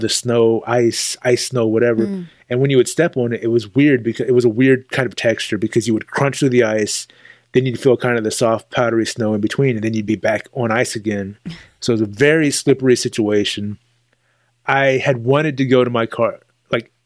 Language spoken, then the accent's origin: English; Texas, United States; as a Texan